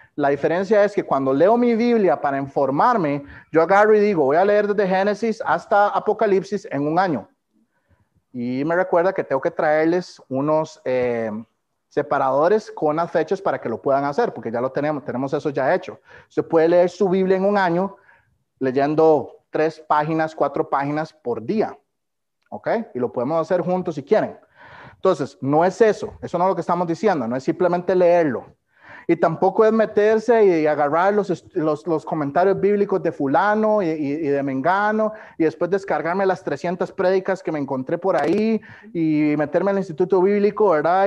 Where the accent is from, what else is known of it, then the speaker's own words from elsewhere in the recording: Costa Rica; moved away as an adult; nací y fui criado en Costa Rica